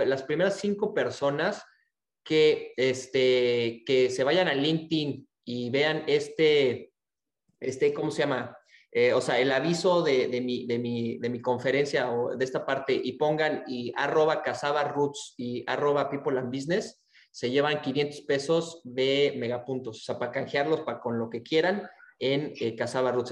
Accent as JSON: {"language": "Spanish", "country": "Mexico", "tie": "born or raised there", "moved": "yes", "lives_now": "Texas, United States", "said": "aquí nací en México, ahorita estoy viviendo en Texas y estoy trabajando en, este, en España"}